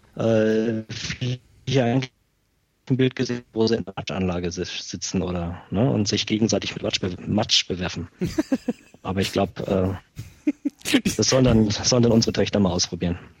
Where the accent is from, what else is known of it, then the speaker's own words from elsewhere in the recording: Schweinfurt, Bavaria, Germany; bei uns in Schweinfurt